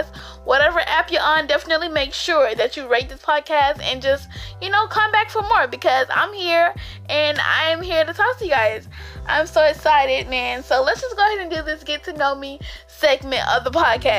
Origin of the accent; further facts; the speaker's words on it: Albany, Georgia, United States; I am from Albany, Georgia